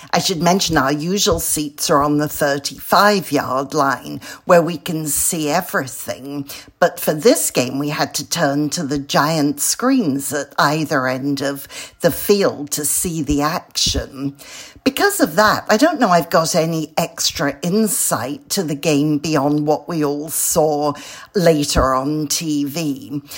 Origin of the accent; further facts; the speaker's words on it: London, United Kingdom; moved away as an adult; now in California, United States; I'm a Brit from London who moved to California 38 years ago